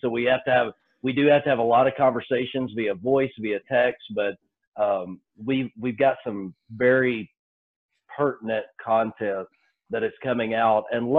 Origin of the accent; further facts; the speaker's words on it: Oklahoma, United States; I grew up in Oklahoma